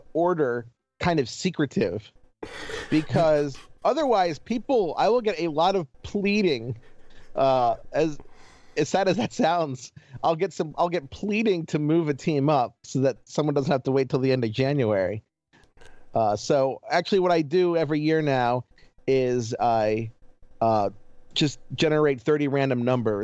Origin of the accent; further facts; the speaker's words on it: Baltimore, Maryland, United States; I'm from Baltimore.